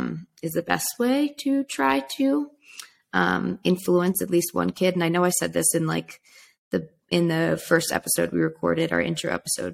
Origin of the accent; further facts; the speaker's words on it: California, United States; So growing up in California, it seems like, okay, it's totally fine to smoke weed because everyone's doing it and it's legal